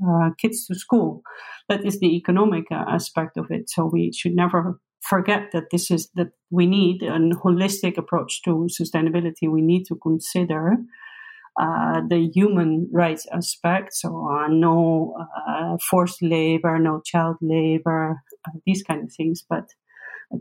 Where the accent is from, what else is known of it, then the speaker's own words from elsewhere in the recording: Netherlands; I come from the Netherlands